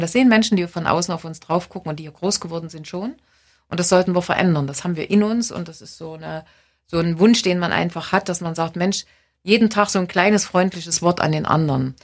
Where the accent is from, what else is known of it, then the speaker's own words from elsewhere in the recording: East Germany, Germany; da sollten wir uns ein Stück besinnen als Ostdeutsche